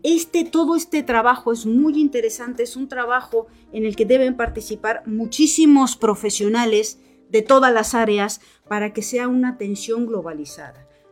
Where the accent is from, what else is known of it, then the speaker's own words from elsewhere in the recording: Morelos, Mexico; moved away as an adult; now in Bilbao, Spain; Yo soy mexicana, soy morelense, He estudiado en la Universidad Autónoma del Estado de Morelos